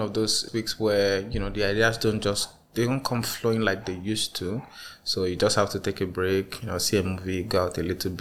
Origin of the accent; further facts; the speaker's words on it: Nigeria; as a Nigerian child growing up